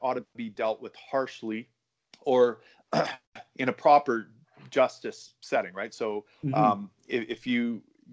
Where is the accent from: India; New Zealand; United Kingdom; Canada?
Canada